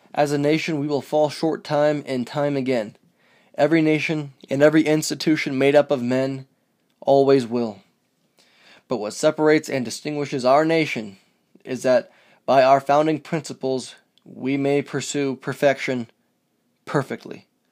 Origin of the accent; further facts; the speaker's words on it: United States; as an American